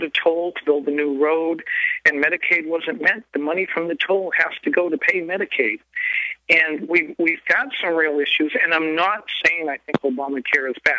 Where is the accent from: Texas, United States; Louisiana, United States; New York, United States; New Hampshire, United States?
New Hampshire, United States; moved away as an adult; now in Norfolk, Virginia, United States; we live in a very heavy military area, Norfolk, Virginia, and I'm from New Hampshire, actually, where we grew up